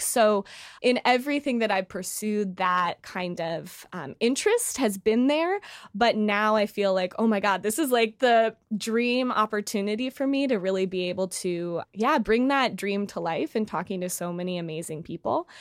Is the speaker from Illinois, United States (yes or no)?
yes; Chicago, Illinois, United States; moved away as an adult; now in New York City, United States; I'm originally from Chicago, but, uh, just moved to New York City